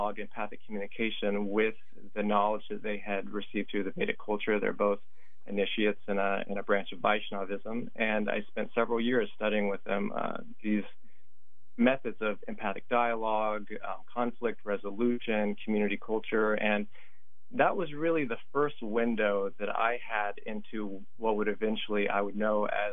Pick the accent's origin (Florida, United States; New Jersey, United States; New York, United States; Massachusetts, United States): Florida, United States; Green Swamp region of; I grew up in the Green Swamp region of Florida